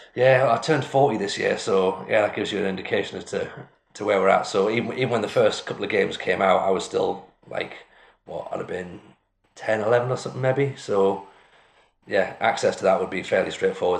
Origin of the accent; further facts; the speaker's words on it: Washington, North East England, United Kingdom; I'm from Washington, which is like exactly halfway between the two